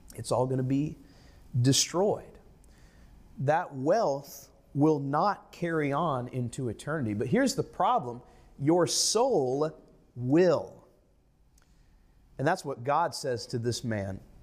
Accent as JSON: {"language": "English", "country": "United States", "said": "as an American, as a person of the middle class"}